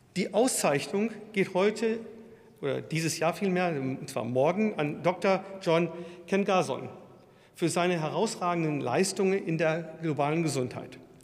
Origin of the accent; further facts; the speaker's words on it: Würzburg, Bavaria, Germany; in meiner Heimatstadt Würzburg